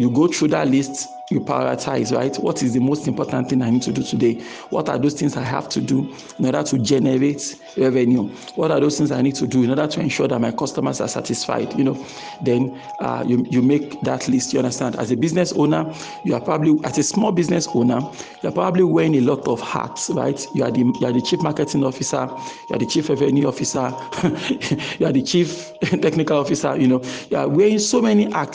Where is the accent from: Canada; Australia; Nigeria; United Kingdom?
Nigeria; I'm speaking as a Nigerian here now.